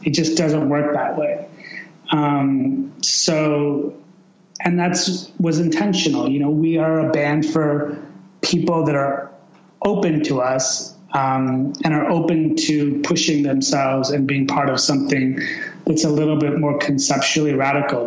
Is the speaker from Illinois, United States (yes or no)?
yes; Chicago, Illinois, United States; also born or lived in Iran; I was born in 1975 in Chicago. And, um, you know, I, and I was basically raised in Chicago